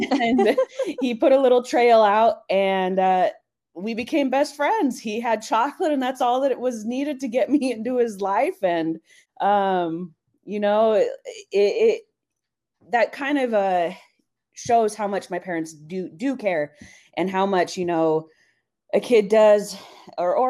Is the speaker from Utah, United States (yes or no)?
yes; Salt Lake City, Utah, United States; moved away as an adult; also born or lived in El Paso, Texas / Oregon; now in Arizona, United States; I grew up in Salt Lake my whole life, 18 years until college